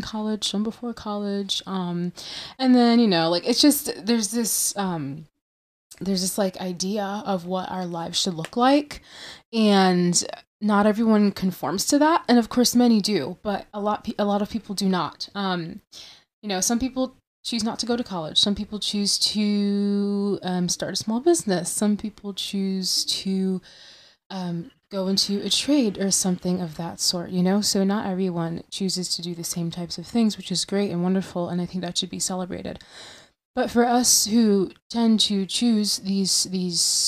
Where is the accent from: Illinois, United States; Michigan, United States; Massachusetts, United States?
Michigan, United States; I'm from Michigan